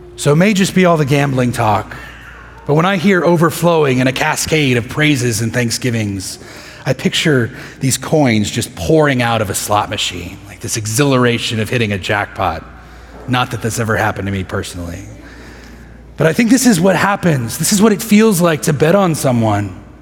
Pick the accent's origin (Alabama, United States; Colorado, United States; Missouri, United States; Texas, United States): Texas, United States; Midland; moved away as an adult; now in Houston, United States; I spent most of my adolescence there